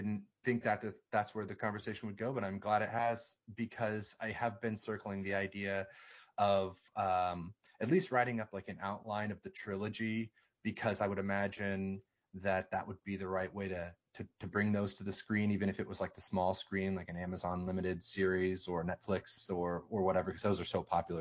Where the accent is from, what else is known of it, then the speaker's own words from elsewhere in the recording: Port Townsend, Washington, United States; growing up in Port Townsend as a young kid in the 90s